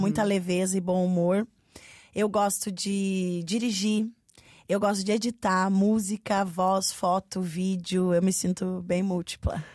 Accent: Curitiba, Paraná, Brazil; eu sou uma artista do sul de, do Brasil, eu sou de Curitiba

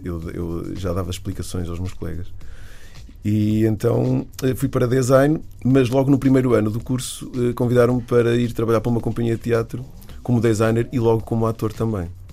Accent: Viseu, Portugal; moved away as an adult; also born or lived in Aveiro; Eu sou de Viseu e comecei a fazer teatro amador aos 15 anos

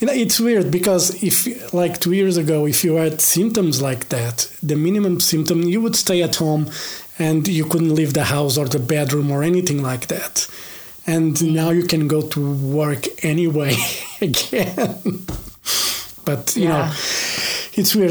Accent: Portugal; i'm from Portugal

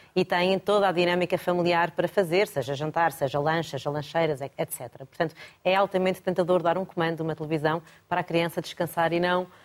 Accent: Lisbon, Portugal; nasci em Lisboa, sou uma alfacinha de gema

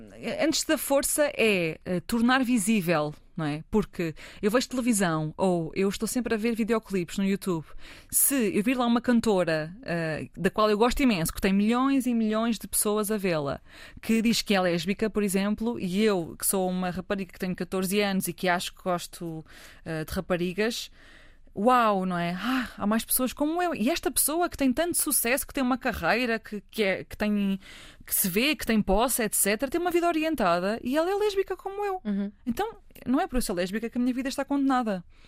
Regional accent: Fátima, Centro, Portugal; cresci em Fátima

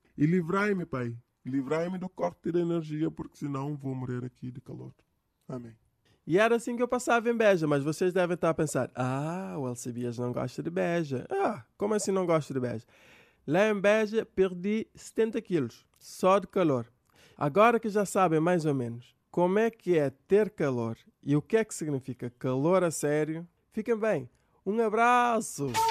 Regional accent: Cape Verde; eu sou de Cabo Verde, cá da África

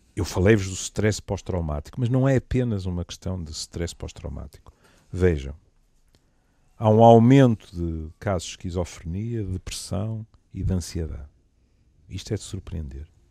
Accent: Portugal; como bom português

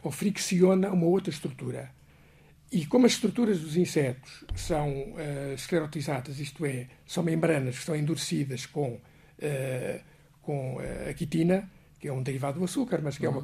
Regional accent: Portugal; eu como português

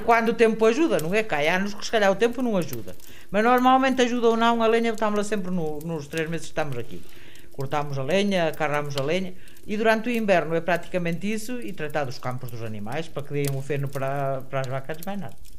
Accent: Portugal; Eu, por acaso, nasci aqui neste lugar

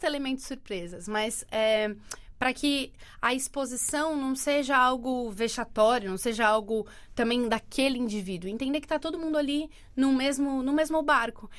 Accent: Santos, São Paulo, Brazil; moved away as an adult; now in Portugal; eu sou de Santos, litoral de São Paulo

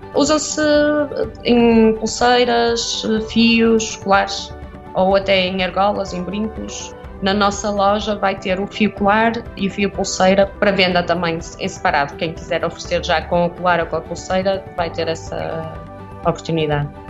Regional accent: Portugal; moved away; Eu sou de Viena, cresci, a pastelaria ainda existia do meu bisavô

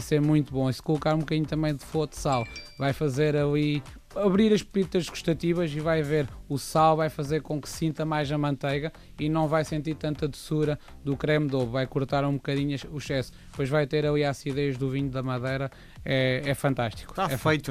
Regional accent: Montemor-o-Velho, Centro, Portugal; eu sou de Monte Mor Velho

